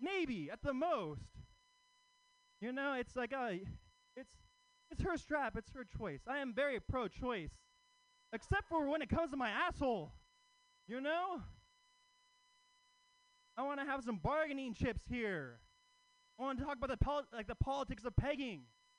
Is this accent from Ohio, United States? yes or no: no; Oakland, California, United States; But I'm actually not from San Francisco. I live in Oakland. You know, Oakland. Yeah, Oakland native across the East Bay.